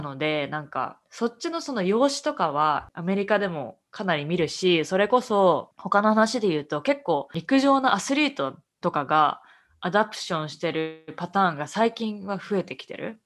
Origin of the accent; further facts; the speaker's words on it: Japan; moved away as an adult; also born or lived in Canada; now in Boston, United States; 私はもう日本で生まれ育ってきて